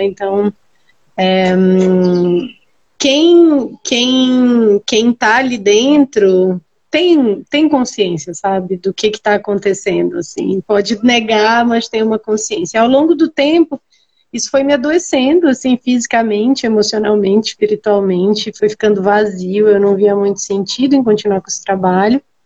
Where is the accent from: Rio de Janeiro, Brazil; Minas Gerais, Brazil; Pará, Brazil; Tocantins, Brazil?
Pará, Brazil; Belém; moved away as an adult; now in São Paulo, Brazil; sou de Belém, no Pará. É, nasci e me criei lá, estou aqui em São Paulo há um ano